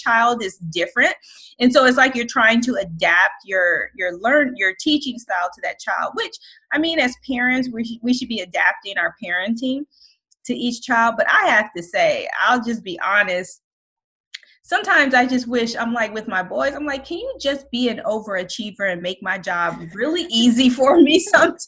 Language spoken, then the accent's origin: English; Colorado, United States; moved away as an adult; now in Takoma Park, Maryland, United States; we are originally from Colorado. We moved here in 2013